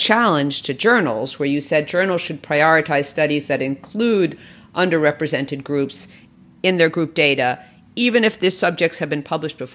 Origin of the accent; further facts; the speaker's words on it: New York, United States; I'm from New York